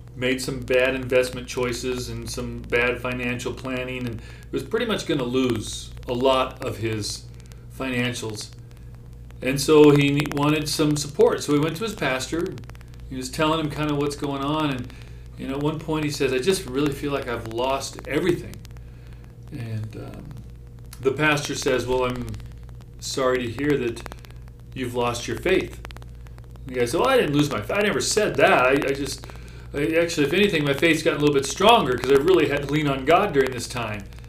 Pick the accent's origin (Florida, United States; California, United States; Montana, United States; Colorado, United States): Montana, United States; I grew up in Montana.